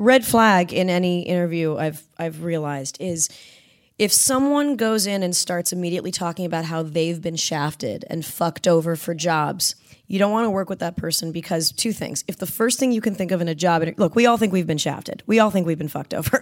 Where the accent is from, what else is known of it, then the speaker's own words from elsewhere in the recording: Southern California, United States; growing up in Southern California